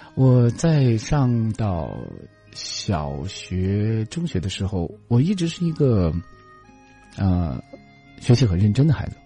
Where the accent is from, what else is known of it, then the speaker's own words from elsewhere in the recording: Xinjiang, China; moved away; 我在我的家乡能够看到，呃，天山